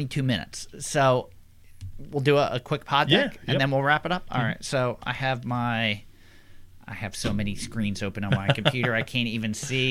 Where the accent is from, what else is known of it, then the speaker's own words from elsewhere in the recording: Philadelphia, Pennsylvania, United States; growing up in the Philadelphia area